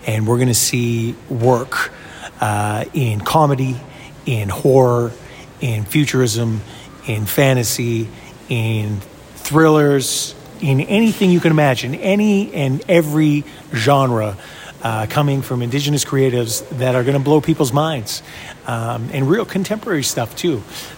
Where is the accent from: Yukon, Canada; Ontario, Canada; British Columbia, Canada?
Yukon, Canada; I'm from the Yukon Territory, White River First Nation.